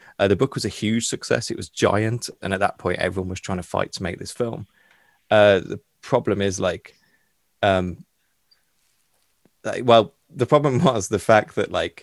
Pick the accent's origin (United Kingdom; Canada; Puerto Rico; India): United Kingdom; being British